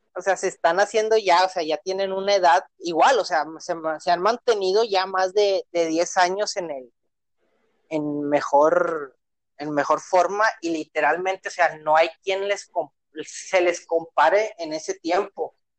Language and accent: Spanish; Monterrey, Nuevo León, Mexico; como regio